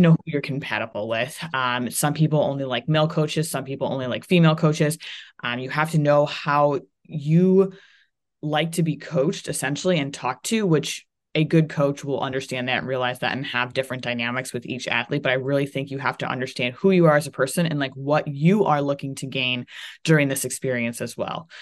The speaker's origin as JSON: {"language": "English", "region": "Ohio", "country": "United States", "also_born_or_lived": "Florida", "moved": "as an adult", "said": "I was from Ohio"}